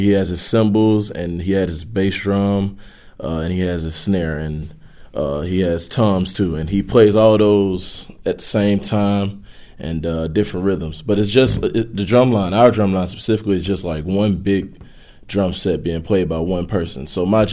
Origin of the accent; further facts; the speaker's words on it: Northeast Louisiana, United States; I grew up in Northeast Louisiana.